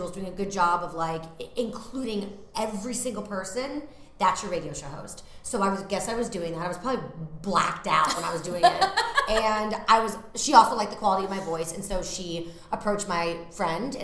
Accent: Massachusetts, United States; moved away as an adult; now in New York, United States; I'm from Massachusetts, so when I go home, I live outside of Boston

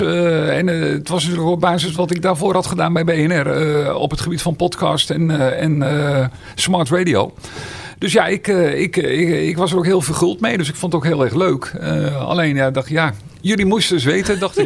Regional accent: Meerkerk, South Holland, Netherlands; also born or lived in Schoonrewoerd; Ik kom oorspronkelijk uit Meerkerk

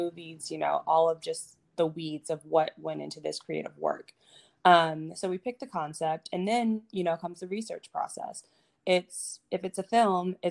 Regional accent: Atlanta, Georgia, United States; moved away as an adult; now in New York, United States; I'm living in New York now, but I grew up in Atlanta

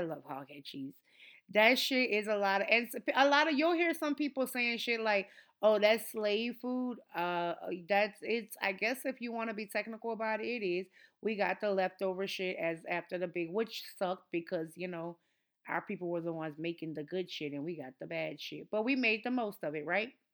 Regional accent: New Orleans, Louisiana, United States; I am from New Orleans

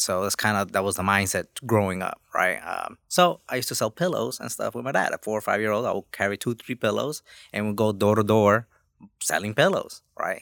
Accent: New York, United States; English is a second language; also born or lived in Los Angeles, California / Honduras; I grew up in New York, um, just a kid from Honduras

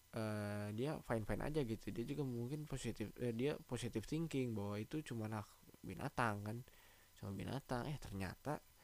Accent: Java, Indonesia; di daerah gua, di Jawa

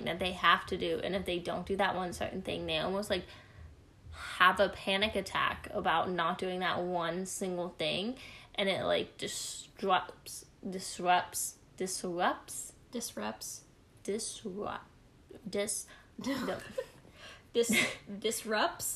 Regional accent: North Carolina, United States; I'm from North Kakalaki

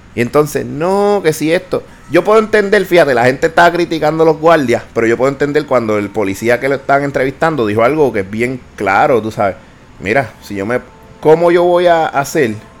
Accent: Puerto Rico

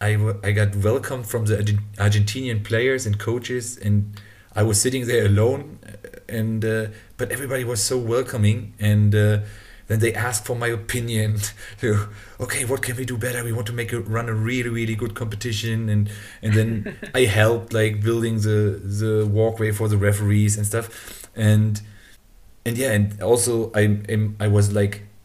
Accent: Germany; I'm from Germany

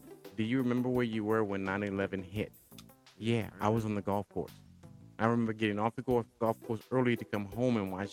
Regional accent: United States; As an American, as a United States, as one who's born here, grown up from here

